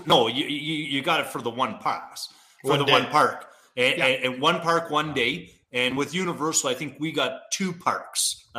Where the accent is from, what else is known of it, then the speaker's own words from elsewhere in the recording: Canada; I'm Canadian.